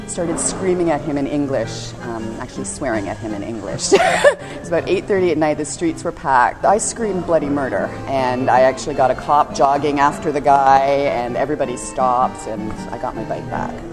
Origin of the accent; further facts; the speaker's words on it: Canada; moved away as an adult; now in Buenos Aires, Argentina; I'm from Canada, and I've been living in Buenos Aires since 2004.